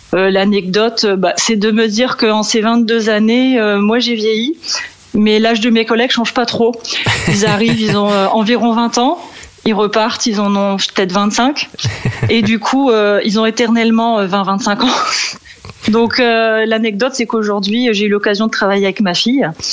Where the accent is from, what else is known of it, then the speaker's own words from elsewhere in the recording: Valenciennes, Hauts-de-France, France; moved away as an adult; now in Meaux, France; je suis originaire du nord de la France, de Valenciennes